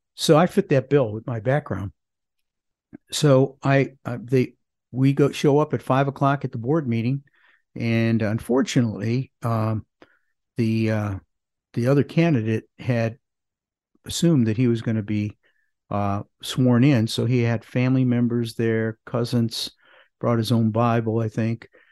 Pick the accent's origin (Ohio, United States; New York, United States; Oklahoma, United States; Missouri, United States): Ohio, United States; Parma; now in Greensboro, United States; I grew up in a suburb of Cleveland called Parma